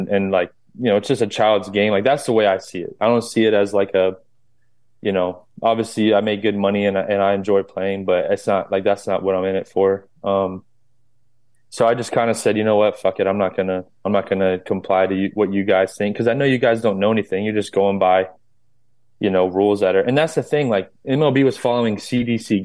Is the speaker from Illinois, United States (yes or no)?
no; North Florida, United States; I grew up in Florida, North Florida